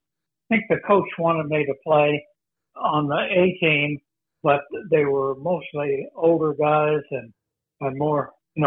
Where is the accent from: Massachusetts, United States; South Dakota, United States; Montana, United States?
South Dakota, United States; Onida; Well, in our house, we didn't have an indoor toilet until I was a junior in high school.